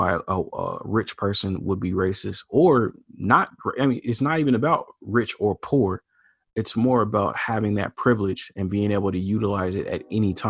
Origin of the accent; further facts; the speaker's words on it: Portland, Oregon, United States; I'm from Portland, Oregon.